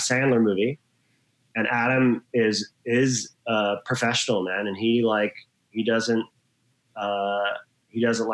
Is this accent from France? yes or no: no; Australia; moved away as an adult; also born or lived in Hawaii, United States / New York, United States; I grew up in Hawaii and Australia. I'm half Australian, half American. I lived in Australia till I was about 21, 22.